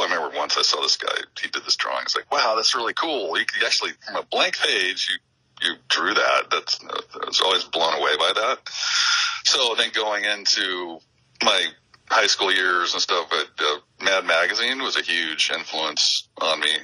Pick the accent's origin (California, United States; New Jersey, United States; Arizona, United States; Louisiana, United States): Arizona, United States; Phoenix; also born or lived in Denver, Colorado; born and raised in Phoenix.